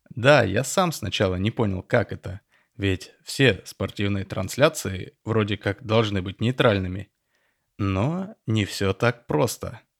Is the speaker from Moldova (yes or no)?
no; Tel Aviv, Tel Aviv District, Israel; Я родился и вырос в Тель-Авиве, в семье репатриантов из Советского Союза.